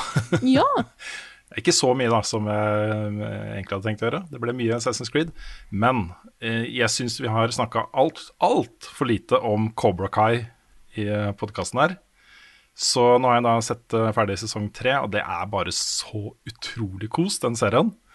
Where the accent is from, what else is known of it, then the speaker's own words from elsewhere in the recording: Våler, Østfold, Norway; moved away; Jeg vokste opp i Våler utafor Moss, jeg er nesten aldri der nå lenger.